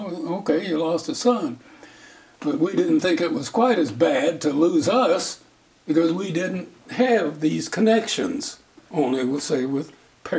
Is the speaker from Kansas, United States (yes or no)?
no; South Dakota, United States; kid growing up in South Dakota, I didn't even know what a teletype machine was